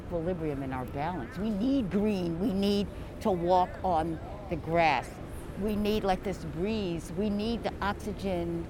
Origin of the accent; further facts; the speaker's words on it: Long Island, New York, United States; moved away as an adult; now in New York City, United States; I grew up in the country. Even though I'm from Long Island